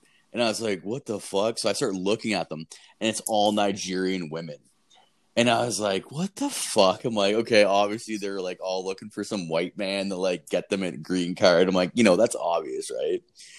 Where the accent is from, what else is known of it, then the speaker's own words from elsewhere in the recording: Canada; I'm like, I'm from Canada.